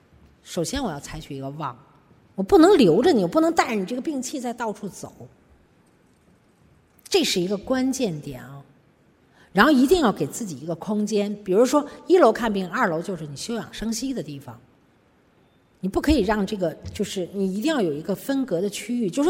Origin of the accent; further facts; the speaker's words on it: China; 我们中国人为什么会？我们自己人类为什么会得那么些病？